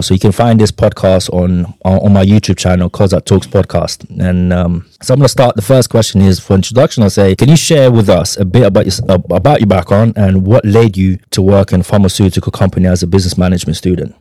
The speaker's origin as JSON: {"language": "English", "region": "London", "country": "United Kingdom", "tie": "born or raised there", "also_born_or_lived": "Ukraine", "said": "I was born in Ukraine in 91. I immigrated here in 98 with my family. My, my parents took me away here. Grew up all my life in London, North London. You can tell by my accent."}